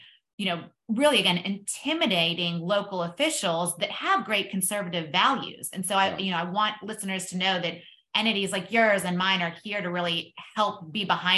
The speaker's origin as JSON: {"language": "English", "region": "Texas", "country": "United States", "said": "I'm from Texas"}